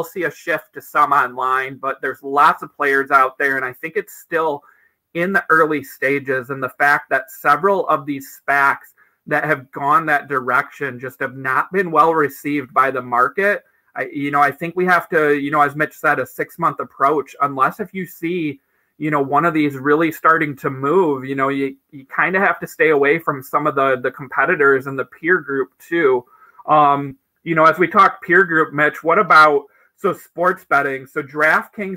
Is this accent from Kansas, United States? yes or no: no; Michigan, United States; Michigan, which they just recently entered, you know, my home state here.